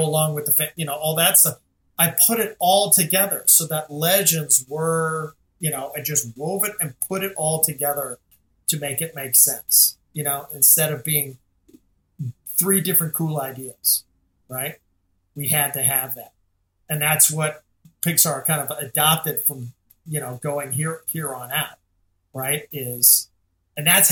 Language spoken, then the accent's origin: English; Scotland, United Kingdom; I'm Scottish